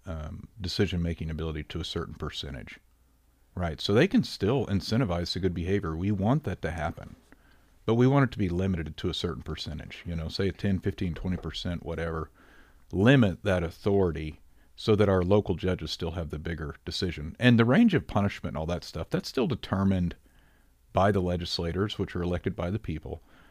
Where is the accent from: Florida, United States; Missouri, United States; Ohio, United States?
Missouri, United States; Rogersville; born or raised there